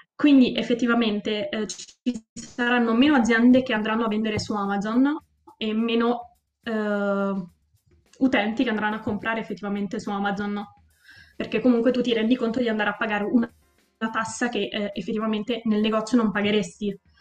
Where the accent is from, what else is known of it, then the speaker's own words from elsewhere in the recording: Abruzzo, Italy; io sono abruzzese, nel luogo dove abito io l'industria maggiore è l'industria agricola